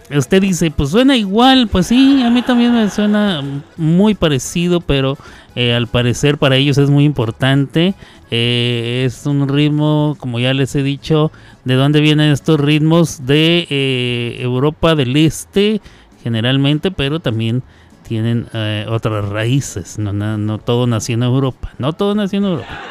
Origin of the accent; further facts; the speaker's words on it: Chihuahua, Mexico; Chihuahua, donde yo nací, en Chihuahua.